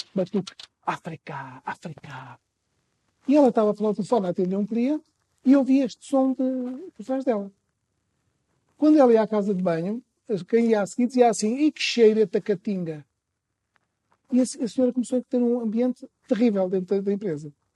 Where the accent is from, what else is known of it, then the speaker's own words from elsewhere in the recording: Trás-os-Montes, Portugal; sou transmontano